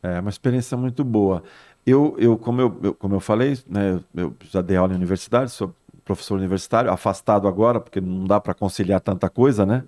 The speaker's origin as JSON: {"language": "Portuguese", "region": "São Paulo", "country": "Brazil", "tie": "born or raised there", "moved": "as an adult", "lives_now": "Santos, Brazil", "said": "Eu sou nascido e criado em São Paulo, mas estou há 35 anos já em Santos"}